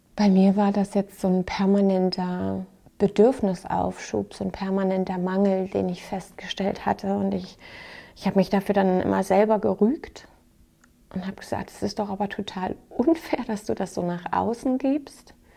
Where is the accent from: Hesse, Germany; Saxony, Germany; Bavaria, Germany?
Saxony, Germany; bei uns in Sachsen